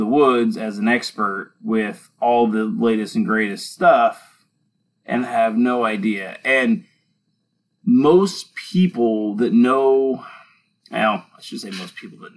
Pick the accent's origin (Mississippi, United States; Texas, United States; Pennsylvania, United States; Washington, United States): Washington, United States; Western; growing up in Western Washington